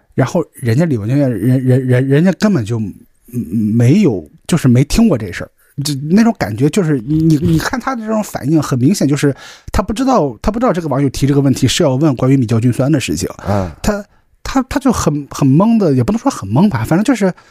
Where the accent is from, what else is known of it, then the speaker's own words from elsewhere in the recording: Qingdao, Shandong, China; 我是青岛人嘛